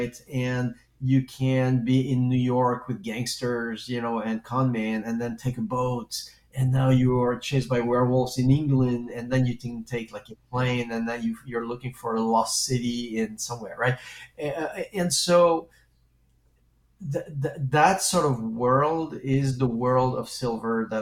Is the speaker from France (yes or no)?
yes; France; accent: French; English is a second language; moved away; when I was a kid, I grew up in France, and as you can hear probably, because I do have a French accent